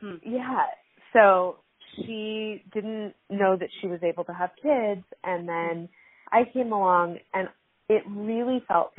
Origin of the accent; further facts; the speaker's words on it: Hawaii, United States; I was growing up in Hawaii